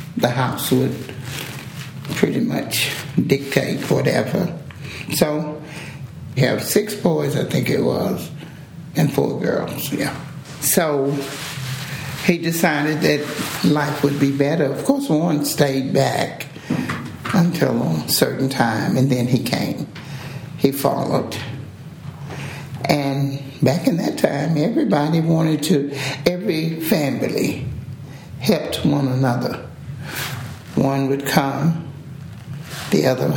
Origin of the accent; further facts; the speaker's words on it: Dallas, Texas, United States; also born or lived in Rosebud, Texas; I'm from East Oak Cliff over on the other side